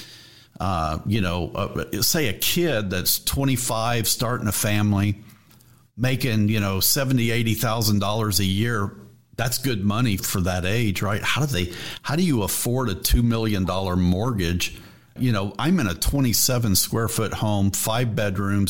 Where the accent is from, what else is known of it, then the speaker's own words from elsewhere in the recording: Texas, United States; Do we reek Texas?